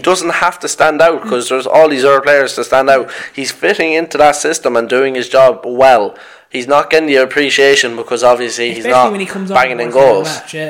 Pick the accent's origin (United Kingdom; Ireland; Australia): Ireland; As an Irishman